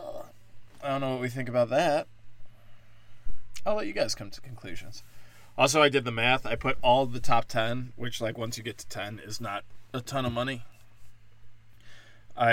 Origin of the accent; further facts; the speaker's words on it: Libertyville, Illinois, United States; my hometown. Libertyville, Illinois